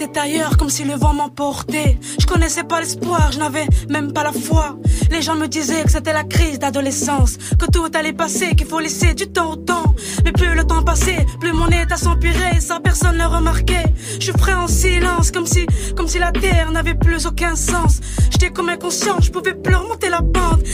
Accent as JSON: {"language": "French", "town": "Montbéliard", "region": "Bourgogne-Franche-Comté", "country": "France", "said": "je viens de Montbéliard, une petite province en Franche-Comté"}